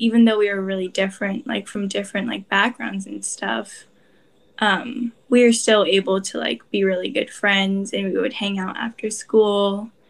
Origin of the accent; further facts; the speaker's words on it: Oakland, California, United States; first language Korean; English is a second language; growing up in Oakland, we all lived in like a very communal like neighborhood.